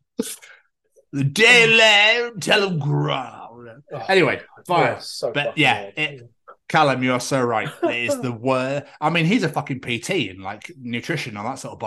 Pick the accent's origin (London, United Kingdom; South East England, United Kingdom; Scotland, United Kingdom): Scotland, United Kingdom; I'm from Scotland, but still, up north